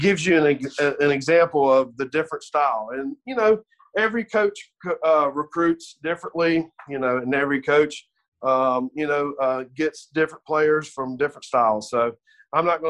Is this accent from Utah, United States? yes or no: no; Mississippi, United States; born and bred in Mississippi